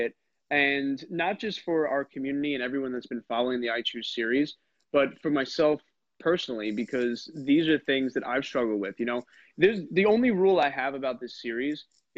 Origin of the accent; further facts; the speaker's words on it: New York, United States; I'm a New Yorker